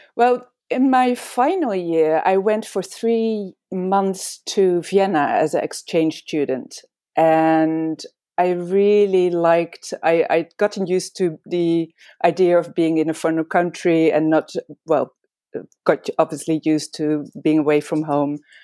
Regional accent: Amsterdam, North Holland, Netherlands; moved away as an adult; also born or lived in Belgium / England; I was born and raised in Amsterdam, in the Netherlands

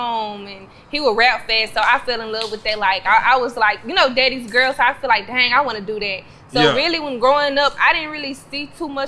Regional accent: Fort Worth, Texas, United States; I'm from Eastwood, Fort Worth

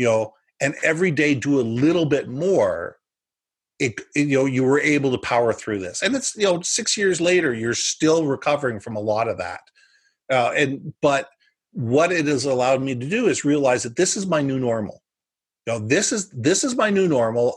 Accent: United States; now in Canada; I was born in the U.S. I'm an American citizen.

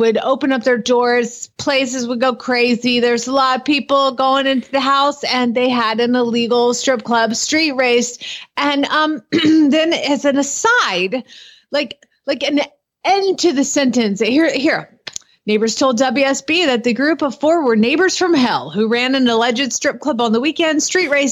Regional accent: Atlanta, Georgia, United States; born or raised there; now in Norman, United States

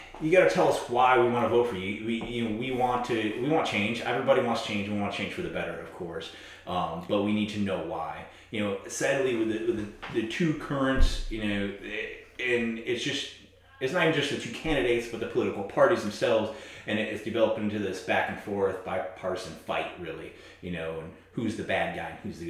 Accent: New York, United States; moved away as an adult; now in South Carolina, United States; My original background is from New York

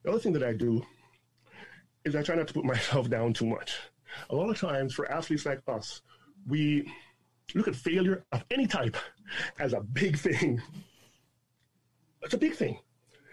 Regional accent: Toronto, Ontario, Canada; also born or lived in Jamaica; I'm from Toronto, from Jane and Wilson, child farm kid

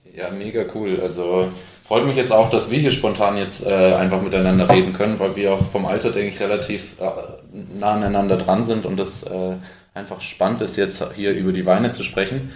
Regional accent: Hamburg, Germany; also born or lived in Heilbronn; ich bin Hamburger Winzer

